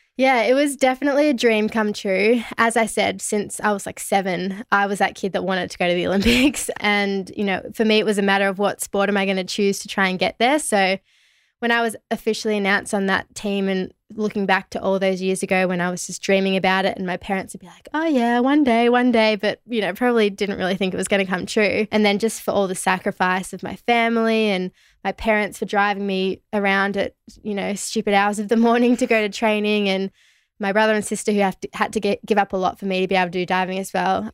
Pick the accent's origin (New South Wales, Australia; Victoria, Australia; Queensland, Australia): Victoria, Australia; Melbourne; where I grew up in Melbourne